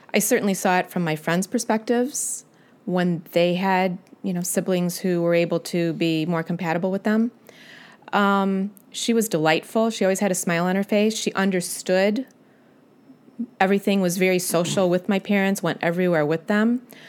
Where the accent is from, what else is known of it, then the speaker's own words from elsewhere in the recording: Utica, Illinois, United States; I grew up near Utica, Illinois. I was raised on a farm